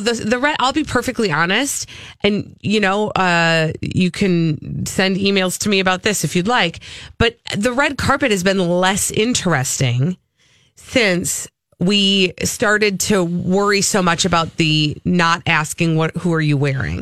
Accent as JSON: {"language": "English", "region": "Minnesota", "country": "United States", "said": "I'm Minnesotan, but I apparently don't speak Minnesotan all the way"}